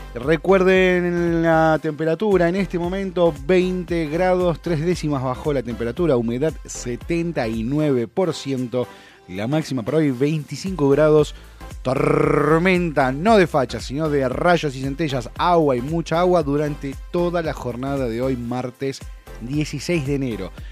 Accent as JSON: {"language": "Spanish", "country": "Argentina", "said": "lo que somos los argentinos"}